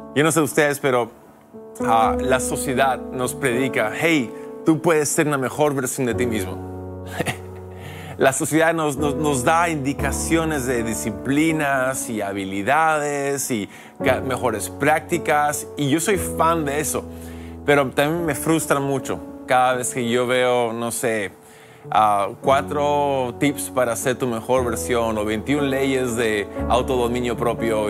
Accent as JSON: {"language": "Spanish", "country": "United States", "moved": "yes", "lives_now": "Lima, Peru", "said": "soy americano, ¿y por qué en Perú? Bueno, soy misionero, pastor"}